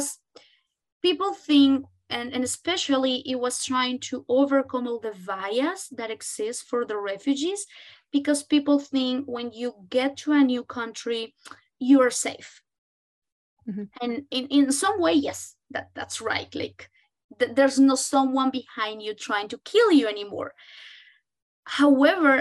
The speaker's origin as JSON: {"language": "English", "country": "Colombia", "moved": "yes", "said": "I come from Colombia"}